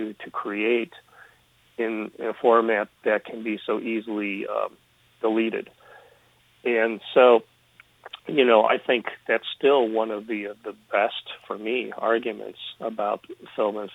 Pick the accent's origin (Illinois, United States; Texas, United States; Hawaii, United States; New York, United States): Illinois, United States; Chicago; from a very early age in Chicago, growing up in Chicago